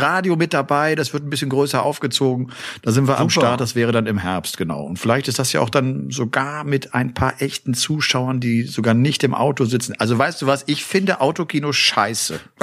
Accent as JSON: {"language": "German", "region": "Rhineland", "country": "Germany", "tie": "born or raised there", "said": "im Rheinland, in meiner Heimat"}